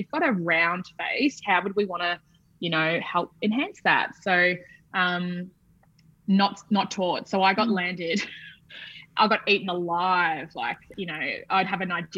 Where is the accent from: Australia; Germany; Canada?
Australia; moved away as an adult; also born or lived in London, United Kingdom; being Australian